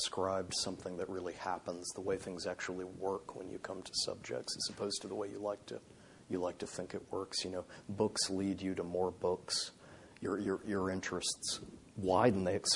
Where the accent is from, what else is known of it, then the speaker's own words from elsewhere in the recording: Indiana, United States; growing up in Indiana